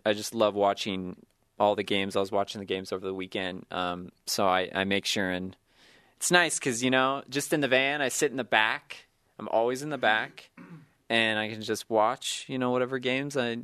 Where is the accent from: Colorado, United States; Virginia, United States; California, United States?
California, United States; Sacramento; I grew up in Sacramento, just outside of Sacramento, California